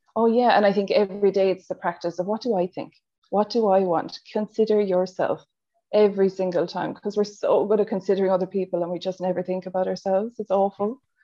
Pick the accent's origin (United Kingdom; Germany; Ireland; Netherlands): Ireland; accent: Irish; moved away as an adult; now in Australia; if you haven't picked up from the accent, I'm Irish from Ireland, and I moved to Australia, I think seven or eight years ago now.